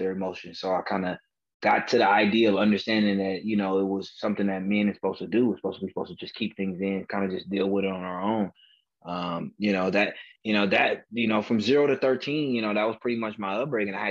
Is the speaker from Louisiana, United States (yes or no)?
no; Oakland, California, United States; I grew up in Oakland, California, which is a predominantly African-American community.